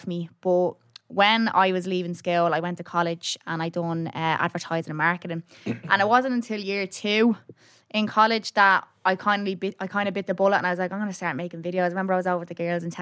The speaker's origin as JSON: {"language": "English", "town": "Dublin", "region": "Leinster", "country": "Ireland", "tie": "born or raised there", "said": "I grew up in Clondalk in a place called Neilstown"}